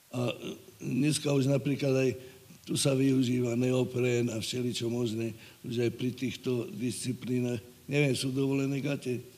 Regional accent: Slovakia; ja som vyrastal dole pri Dunaji

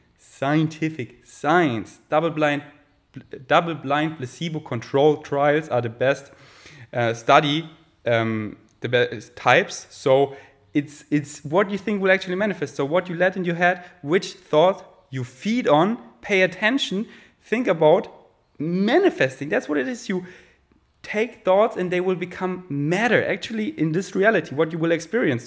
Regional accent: Munich, Bavaria, Germany; English is a second language; now in Berlin, Germany; Munich, my hometown

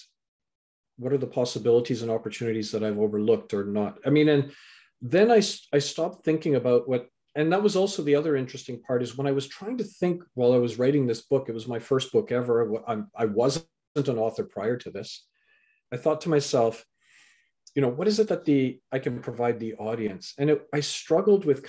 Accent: Canada; also born or lived in England; so I was born in England, raised in Canada

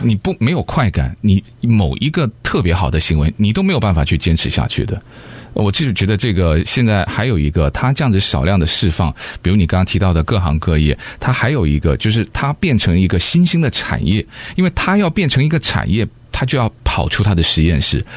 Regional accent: United States; 我们美国人

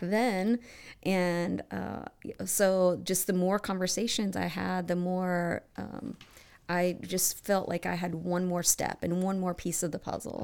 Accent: Bowling Green, Kentucky, United States; moved away as an adult; now in Cincinnati, United States; I grew up in Bowling Green, Kentucky

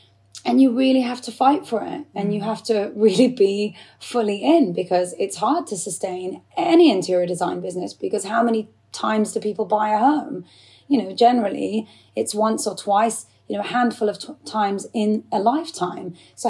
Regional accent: England, United Kingdom; to me, I feel just as English as I do Iraqi. I have a, you know, fully Iraqi background. Both my parents are Iraqi. I feel 100% Iraqi and 100% English

